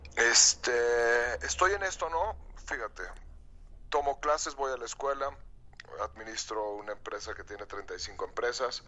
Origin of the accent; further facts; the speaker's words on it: León, Guanajuato, Mexico; soy de León, Guanajuato